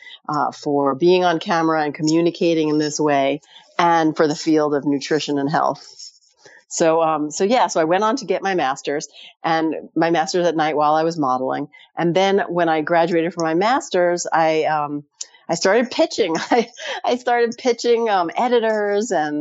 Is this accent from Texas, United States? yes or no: no; New York City, New York, United States; I grew up in New York City